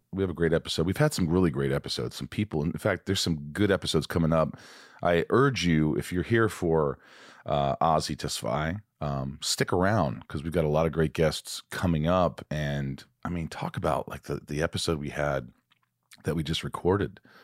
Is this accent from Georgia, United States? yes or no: no; Indiana, United States; moved away; I'm from Indiana